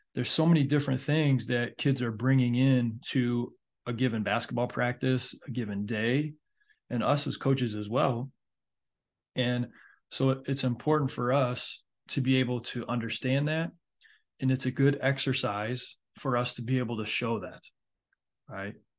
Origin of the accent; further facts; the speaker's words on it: Michigan, United States; now in Myrtle Beach, United States; my home state of Michigan